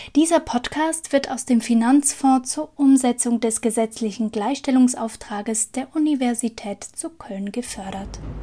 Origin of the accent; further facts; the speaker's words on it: Aargau, Switzerland; accent: Aargauer Dialekt; also born or lived in near Bern; now in Germany; ich habe einen Aargauer Dialekt